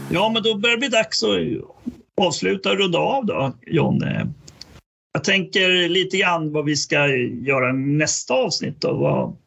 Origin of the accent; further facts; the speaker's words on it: Västergötland, Västra Götaland, Sweden; som gammal västgöte jag är